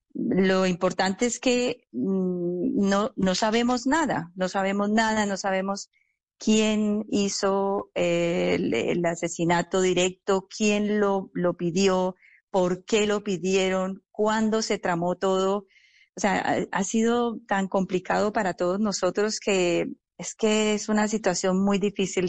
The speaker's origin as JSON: {"language": "Spanish", "country": "Colombia", "said": "no solamente como familia, sino también como, como colombianos"}